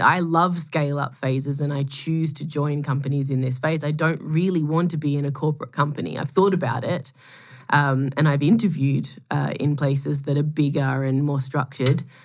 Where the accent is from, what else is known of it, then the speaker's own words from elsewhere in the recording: Melbourne, Victoria, Australia; moved away as an adult; I'm Australian. I was born, grew up in Melbourne